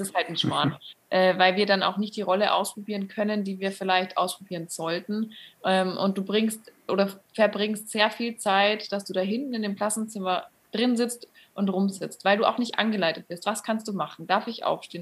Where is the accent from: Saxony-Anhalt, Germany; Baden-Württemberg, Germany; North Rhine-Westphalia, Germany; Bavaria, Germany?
Bavaria, Germany; near Munich; Ich komme auch nicht direkt aus München, ähm, aber in der Nähe, näheren Umgebung.